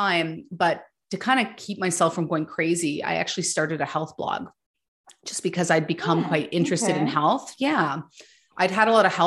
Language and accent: English; Ottawa, Ontario, Canada; So I grew up in Ottawa, Ontario